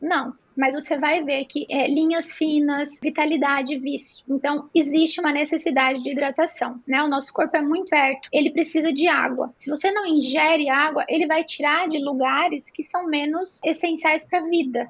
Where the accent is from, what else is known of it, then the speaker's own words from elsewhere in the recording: Brazil; Somos brasileiros